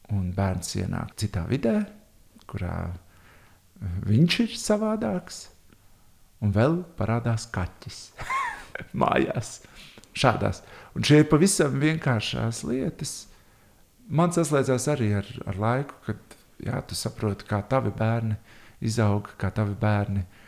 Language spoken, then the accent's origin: Latvian; Riga, Latvia; Es esmu audzis Tornkalnā, visu mūžu nodzīvojis Tornkalnā, Bieriņu Tornkalnā, tajā apvidū Pārdaugavā.